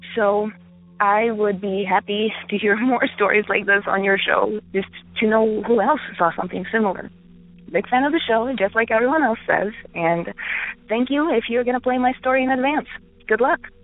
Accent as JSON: {"language": "English", "country": "Ukraine", "moved": "yes", "lives_now": "United States", "said": "I am from Ukraine currently I live in the United States"}